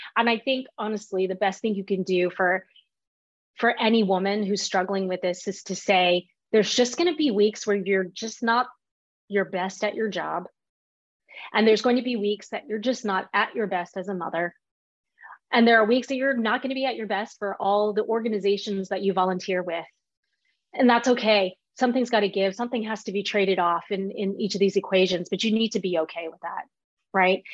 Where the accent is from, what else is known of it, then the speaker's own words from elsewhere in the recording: Fort Worth, Texas, United States; I was born and raised in Fort Worth, Texas, by immigrants from Taiwan